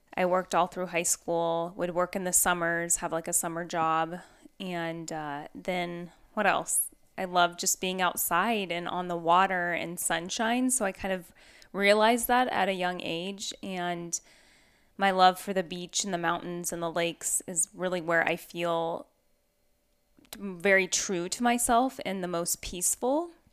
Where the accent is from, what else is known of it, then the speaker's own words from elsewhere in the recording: the Northwest, Pacific Northwest, United States; Growing up in the Northwest, we lived on two and a half acres